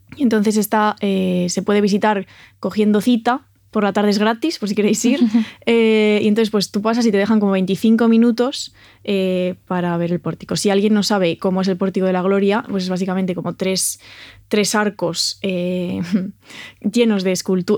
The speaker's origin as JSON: {"language": "Spanish", "town": "Santiago de Compostela", "region": "Galicia", "country": "Spain", "tie": "born or raised there", "moved": "yes", "said": "mi ciudad natal, que es Santiago de Compostela"}